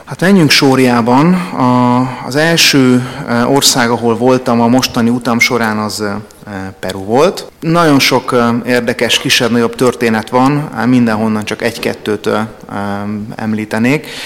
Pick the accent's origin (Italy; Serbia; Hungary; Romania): Hungary; magyar vagyok